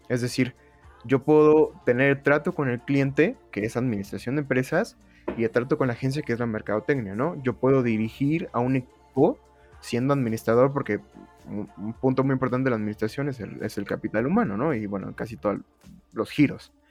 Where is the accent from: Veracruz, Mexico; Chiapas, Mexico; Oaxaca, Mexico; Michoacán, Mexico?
Oaxaca, Mexico; moved away as an adult; now in Mexico City, Mexico; yo me vine aquí a la Ciudad de México, así como, la no, eh, como en la novela del 7, digo, del 5 yo me vine de la ciudad de Oaxaca aquí a buscar a la Ciudad de México